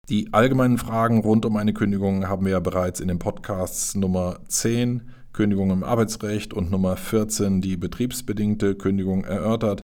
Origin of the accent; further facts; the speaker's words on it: Sinzig, Rhineland-Palatinate, Germany; Ich stamme persönlich aus Sinzig, also von daher habe ich da auch erhebliche Verbindungen hin und weiß, wie es da aussieht.